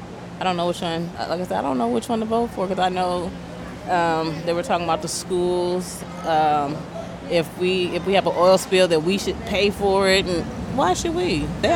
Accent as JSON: {"language": "English", "town": "Pasadena", "region": "California", "country": "United States", "said": "I'm from Pasadena."}